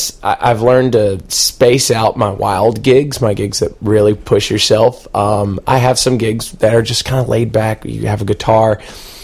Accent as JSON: {"language": "English", "town": "Panama City", "region": "Florida", "country": "United States", "tie": "born or raised there", "said": "I grew up in Panama City"}